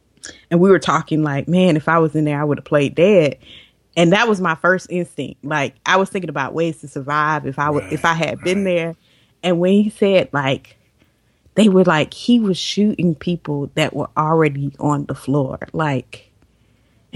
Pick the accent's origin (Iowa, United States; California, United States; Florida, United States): Florida, United States; we're from Florida